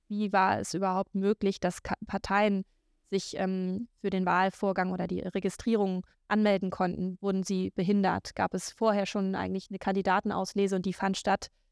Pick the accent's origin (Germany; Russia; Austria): Germany; Low German area, Northern Germany; accent: Plattdeutsch; in Deutschland ist Plattdeutsch eine dieser ähm, Regionalsprachen. Und da ich das spreche